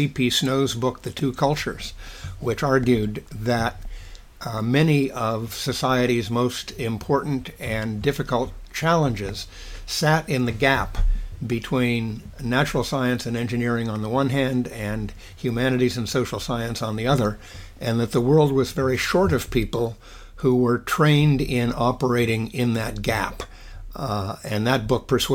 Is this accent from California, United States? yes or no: yes; San Mateo, California, United States; moved away as an adult; I grew up in San Mateo, California, on the San Francisco Peninsula, and attended public schools there through high school